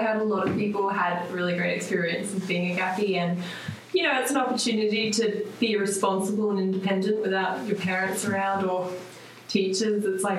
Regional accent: Sydney, New South Wales, Australia; moved away as an adult; Sydney, Australia, and I've always just been from Sydney, Australia.

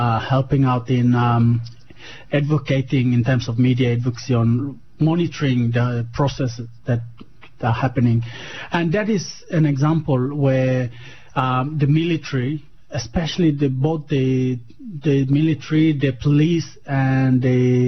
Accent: Papua New Guinea; also born or lived in West Papua; I grew up in Papua New Guinea

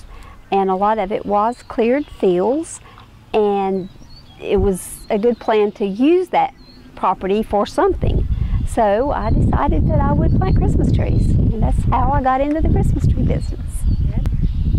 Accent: Watauga County, North Carolina, United States; I was born here in Watauga County. I have lived in Watauga County my entire life.

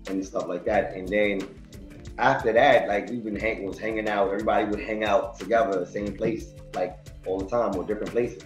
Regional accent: New York City, New York, United States; I'm from Queens, New York as well

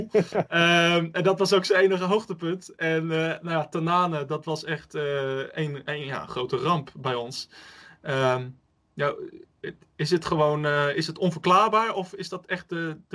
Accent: Utrecht, Netherlands; wat, ons dan eh, als Utrechters enorm frustreert is

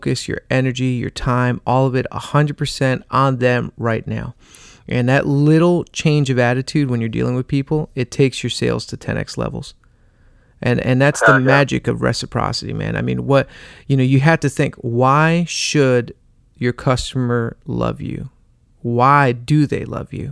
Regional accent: New Jersey, United States; I'm from Jersey

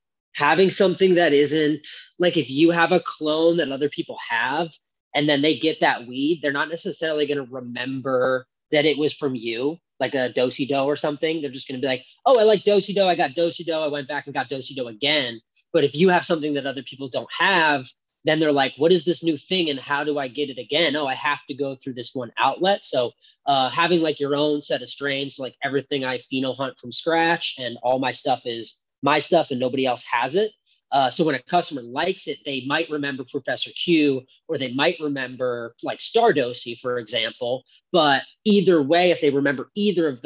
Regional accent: West Chester, Pennsylvania, United States; also born or lived in California; now in Maine, United States; I grew up in Pennsylvania and traveled a bunch and lived all over, lived in Cali a little bit

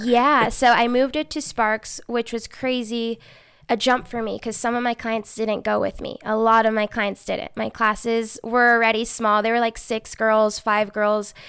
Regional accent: Reno, Nevada, United States; also born or lived in Bakersfield, California / Chico, California; raised here in Reno.

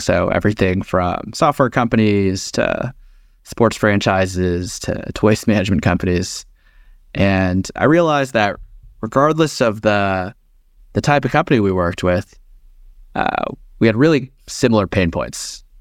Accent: Texas, United States; now in Bay Area, United States; born and raised, uh, in Texas

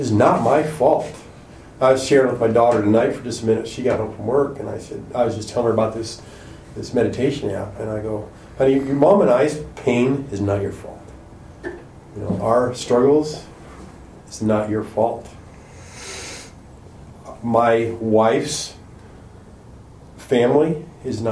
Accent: Wichita, Kansas, United States; moved away; Their kids and our kids were the same age, and we grew up together in Wichita.

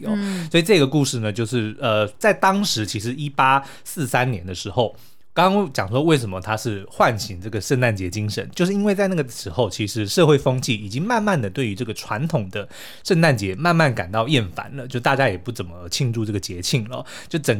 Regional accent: Canada; 哎，这两个都是我们加拿大人的骄傲。

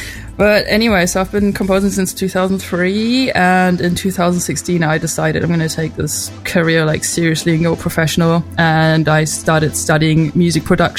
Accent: Germany; moved away; also born or lived in United States / London, England; I'm German. I was born in Germany and raised here, but I lived in the States for a couple of years, and I also lived for 12 years in England, London to be precise.

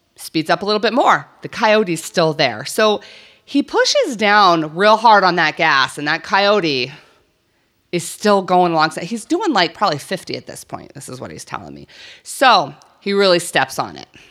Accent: New Mexico, United States; I grew up in New Mexico.

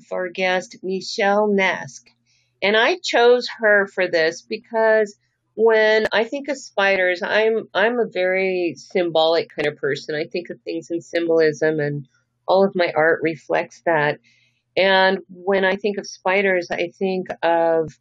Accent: El Paso, Texas, United States; also born or lived in Fort Worth, Texas; I was born in Fort Worth, Texas. That's before we moved to El Paso.

